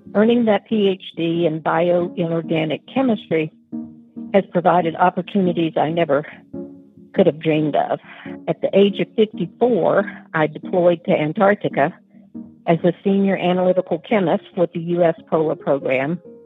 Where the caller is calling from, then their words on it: Capricorn Coast, Queensland, Australia; I am calling you from the Capricorn coast of Queensland, Australia